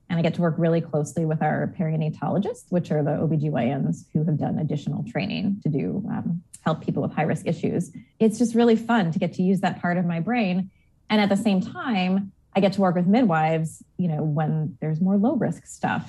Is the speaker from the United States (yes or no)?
yes; Long Island, New York, United States; now in Portland, United States; I grew up on the complete opposite coast in New York, um, on Long Island specifically